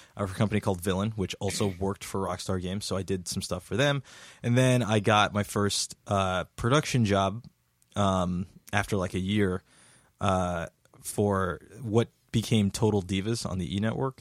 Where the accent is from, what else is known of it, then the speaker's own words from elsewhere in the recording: Jersey City, New Jersey, United States; I am from Jersey City, New Jersey